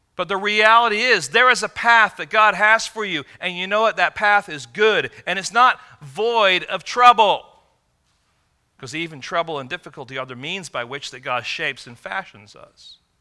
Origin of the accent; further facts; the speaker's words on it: Michigan, United States; growing up in Michigan